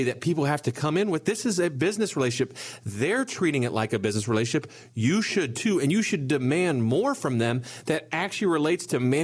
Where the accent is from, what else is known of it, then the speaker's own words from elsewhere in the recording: Bellefontaine, Ohio, United States; We're from a small town. You guys may or may not have heard of it. I'm from Belle Fountain, Ohio